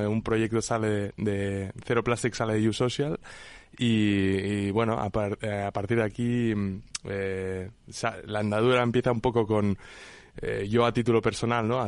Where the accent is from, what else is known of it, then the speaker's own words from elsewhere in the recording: Menorca, Balearic Islands, Spain; yo soy de Menorca